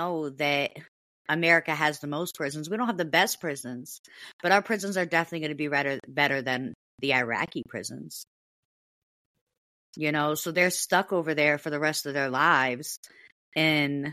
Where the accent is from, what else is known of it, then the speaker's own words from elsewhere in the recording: United States; I'm an American.